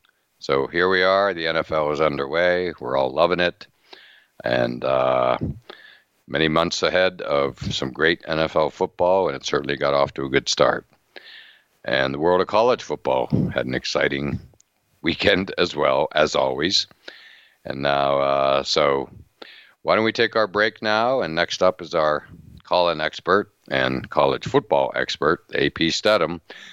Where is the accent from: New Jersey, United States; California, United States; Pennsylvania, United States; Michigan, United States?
Pennsylvania, United States; Western; now in New England, United States; I grew up in Western Pennsylvania